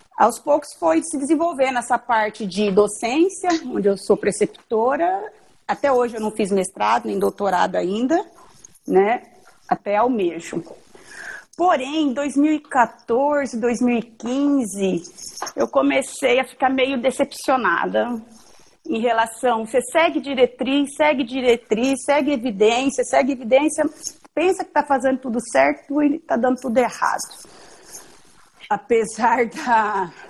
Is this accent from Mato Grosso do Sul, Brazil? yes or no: yes; Dourados, Mato Grosso do Sul, Brazil; also born or lived in Santa Catarina; eu vim, fiquei no Mato Grosso do Sul, várias cidades, e terminei meu ensino médio em Dourados, Mato Grosso do Sul